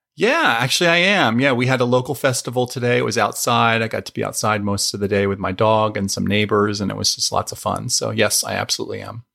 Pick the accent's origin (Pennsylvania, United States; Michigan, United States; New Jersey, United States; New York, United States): Pennsylvania, United States; I grew up in Pennsylvania. I grew up about forty-five minutes north of Philadelphia